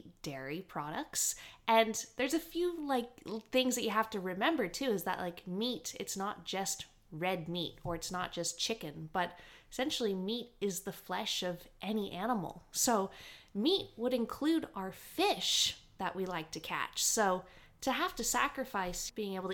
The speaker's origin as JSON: {"language": "English", "country": "Canada", "tie": "born or raised there", "moved": "yes", "lives_now": "Australia", "said": "I grew up in Canada doing a lot of hunting"}